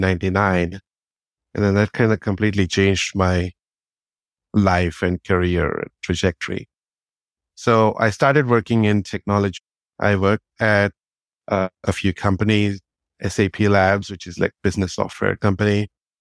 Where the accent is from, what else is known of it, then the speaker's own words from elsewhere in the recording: India; moved away as an adult; also born or lived in United Kingdom; now in Berkeley, United States; I'm actually originally from India. I was born in India. I grew up there for 28 years.